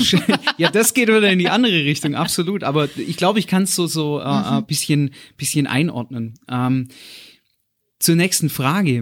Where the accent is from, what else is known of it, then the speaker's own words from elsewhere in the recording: Black Forest, Baden-Württemberg, Germany; ich bin im Schwarzwald aufgewachsen bei meiner Oma